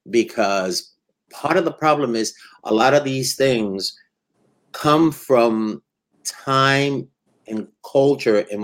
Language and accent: English; Puerto Rico; also born or lived in New York; so, soy de Puerto Rico. I'm from Puerto Rico, and uh, yeah. uh, and and from New York, of course.